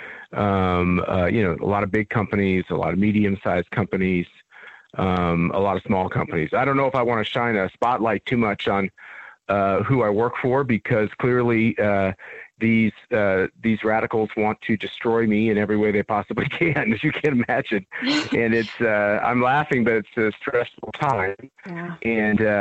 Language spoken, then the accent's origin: English; Wichita, Kansas, United States; moved away as an adult; now in Washington, D.C., United States; from my hometown of Wichita, Kansas